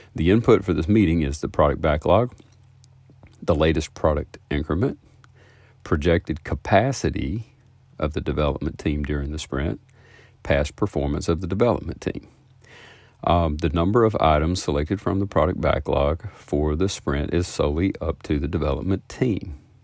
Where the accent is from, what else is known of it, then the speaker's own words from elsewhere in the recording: the South, United States; I'm from the South